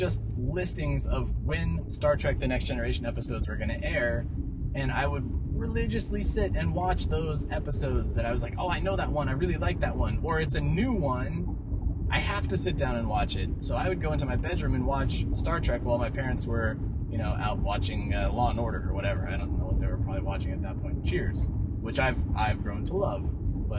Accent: Colorado, United States; in Colorado when I was a wee little pup, I was probably like 8 or 9

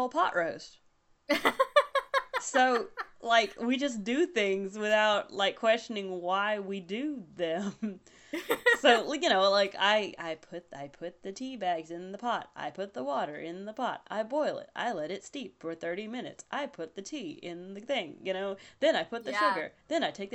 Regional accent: about an hour outside Savannah, Georgia, United States; accent: Southern; I'm from about an hour outside Savannah, Georgia

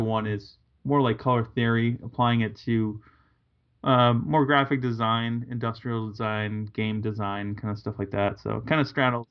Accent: Massachusetts, United States; I grew up in New England. I'm from Massachusetts

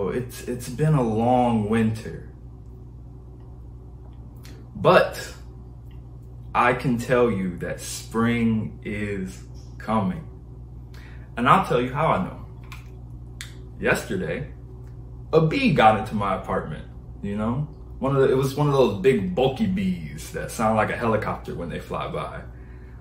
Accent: Detroit, Michigan, United States; I'm from Detroit, Michigan. It's cold there

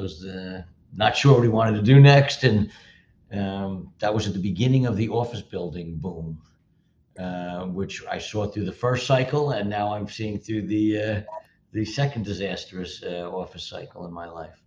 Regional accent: Livingston, New Jersey, United States; also born or lived in New York City / California; I grew up in North, North Livingston, and yep. uh, I spent a few years in uh, New York City, a few years in California, but by and large, uh, Jersey, uh, born and bred, and uh, there now

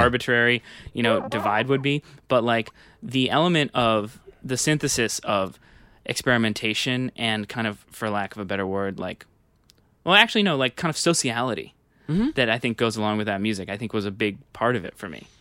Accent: New York, United States; I grew up on the Upper West Side

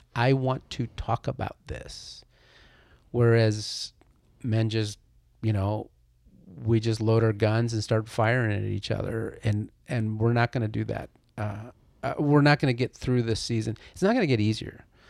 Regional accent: Chile; now in United States; I'm an immigrant. I was born in Chile, South America.

